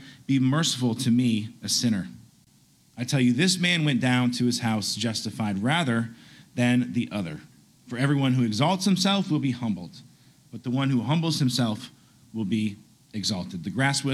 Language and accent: English; Chattanooga, Tennessee, United States; I'm originally from Chattanooga